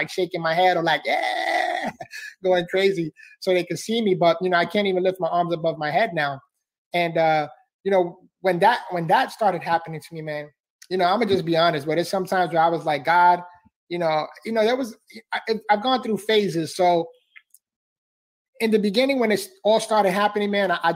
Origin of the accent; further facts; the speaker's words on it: New York City, New York, United States; I was born and raised in the Bronx, New York.